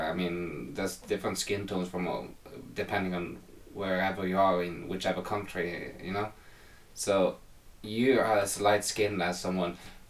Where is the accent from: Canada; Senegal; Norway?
Norway; English is a second language; As most Norwegians can, I can read and write English without much problem.